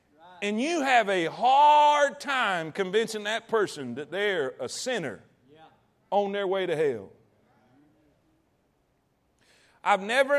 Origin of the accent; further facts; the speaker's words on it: the South, United States; Because I'm in the South. And I grew up in the Bible Belt. And my granny and Paw Paw went to church.